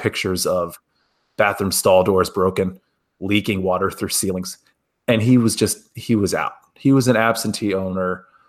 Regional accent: Cleveland, Ohio, United States; When I was a kid, I grew up in a very um, Cleveland sports household. I grew up on the Browns and the Indians

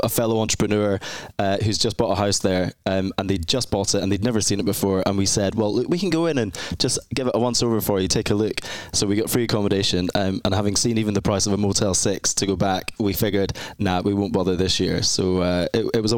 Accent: Edinburgh, Scotland, United Kingdom; I'm from Scotland in the UK, specifically in Scotland, Edinburgh, which is the capital city. A lovely, lovely place, a real fairy tale city to kind of grow up and live in.

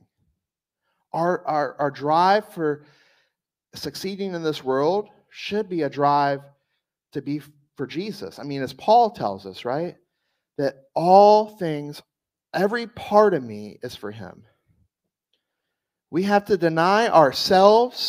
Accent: South Louisiana, United States; moved away; I'm from South Louisiana.

